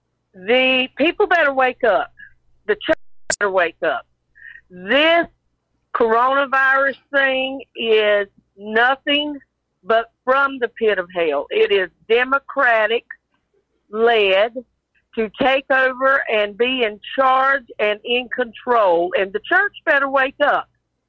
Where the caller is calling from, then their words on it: Myrtle Beach, South Carolina, United States; I'm calling from Myrtle Beach, South Carolina.